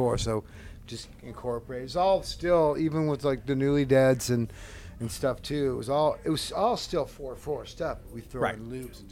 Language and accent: English; Seattle, Washington, United States; I'm from Seattle